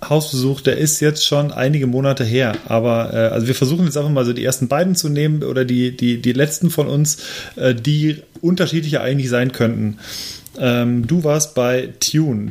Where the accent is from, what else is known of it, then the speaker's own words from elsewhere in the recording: Lemgo, North Rhine-Westphalia, Germany; in meiner Heimatstadt Lemgo